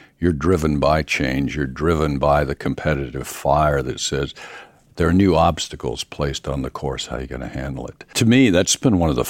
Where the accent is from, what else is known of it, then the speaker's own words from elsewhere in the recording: near Mount Airy, North Carolina, United States; I grew up in a rural part of North Carolina. Oddly enough, it was a little town near Mount Airy, North Carolina